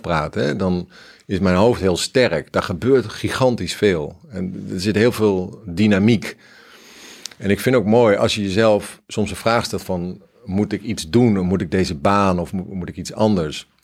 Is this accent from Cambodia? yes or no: yes; Cambodia; now in Netherlands; ik kom uit Cambodja, daar heb ik het wel aardig wat meegemaakt en gezien.